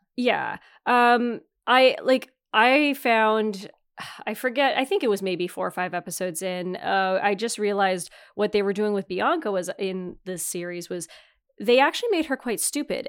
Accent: Northern Ontario, Canada; I'm from Northern Ontario

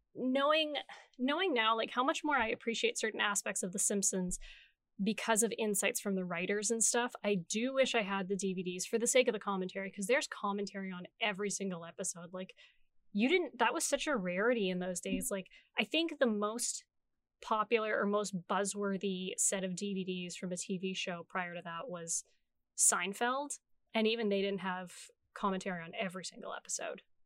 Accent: Canada; we're Canadian

